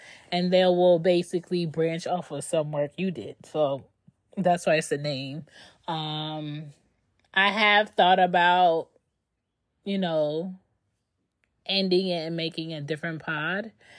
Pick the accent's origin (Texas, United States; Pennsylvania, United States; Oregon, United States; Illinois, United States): Pennsylvania, United States; Philadelphia; I'm from Philly, but I don't have Philly characteristics.